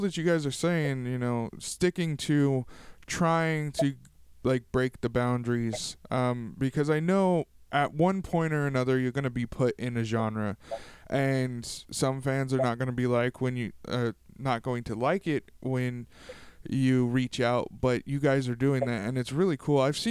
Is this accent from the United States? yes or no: yes; Tulare, California, United States; I'm from Tulare, you know, it's a town apart.